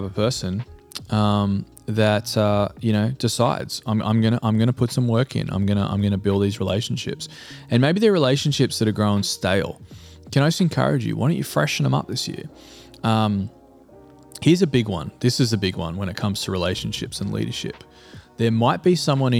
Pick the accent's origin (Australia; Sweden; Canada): Australia; now in United States; Being an Australian and living in the US means that I have relationships with people back home, you know, back in Australia